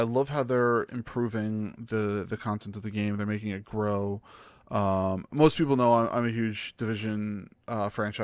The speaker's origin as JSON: {"language": "English", "region": "New York", "country": "United States", "said": "being a New Yorker"}